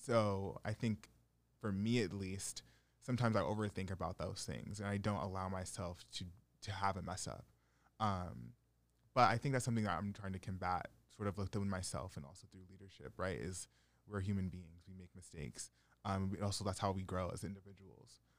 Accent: Stamford, Connecticut, United States; growing up in Fairfield County

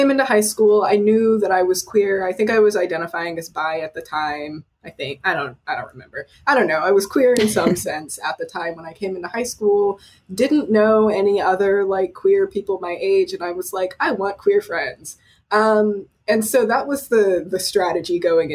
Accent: Austin, Texas, United States; I'm from Austin, Texas

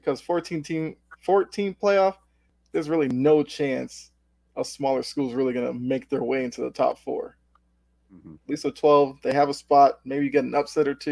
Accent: Boston, Massachusetts, United States; I'm from the Boston area

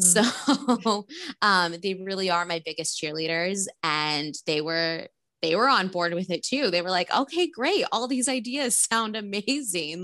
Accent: Rancho Cucamonga, California, United States; also born or lived in Glendora / Los Angeles; I grew up in Rancho Cucamonga

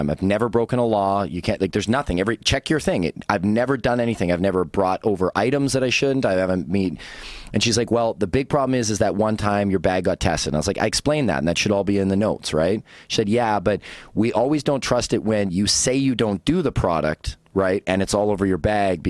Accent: British Columbia, Canada; I'm a Canadian, so I was like, you can't kick me out of my own country.

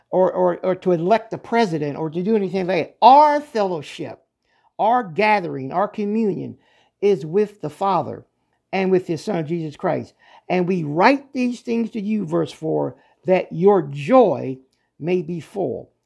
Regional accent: Pennsylvania, United States; moved away; I was originally, uh, born and raised in Pennsylvania

